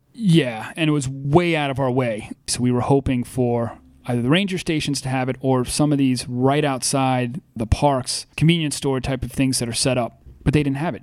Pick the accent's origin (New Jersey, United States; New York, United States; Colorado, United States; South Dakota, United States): New York, United States; North Fork of Long Island; you and I grew up on the North Fork of Long Island